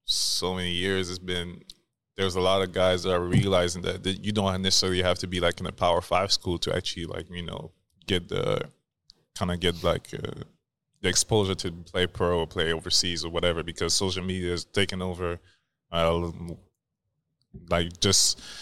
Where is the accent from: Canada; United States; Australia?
Canada; I mean, it's my first time playing there, so I'm like, I'm